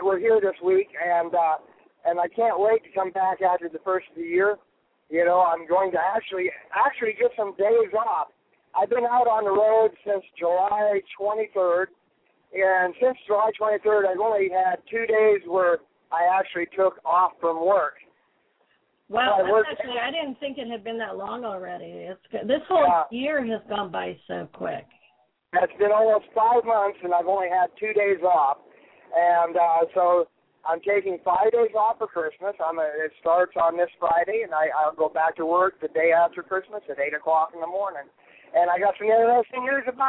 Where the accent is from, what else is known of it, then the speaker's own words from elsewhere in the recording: Edmonton, Alberta, Canada; moved away as an adult; also born or lived in Calgary / Lethbridge / Red Deer; now in California, United States; I was born in Edmonton, and I lived in Calgary for a lot of years, Lethbridge, Red Deer